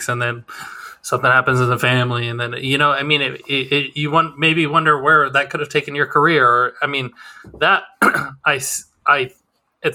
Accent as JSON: {"language": "English", "region": "Wyoming", "country": "United States", "tie": "born or raised there", "moved": "yes", "said": "growing up in Wyoming, no opportunities"}